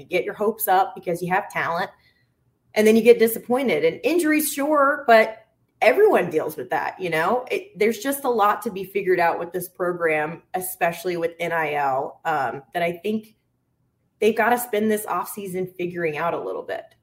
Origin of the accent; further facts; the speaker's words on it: the South, United States; moved away as an adult; also born or lived in Arkansas; now in Minnesota, United States; I'm from the South